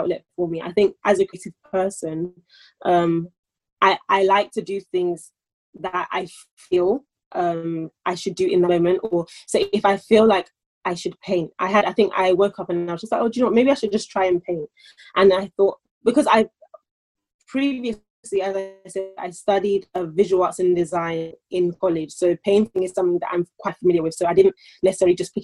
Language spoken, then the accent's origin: English; London, United Kingdom; I'm born in London and I am British, birth certificate, I identify as a Nigerian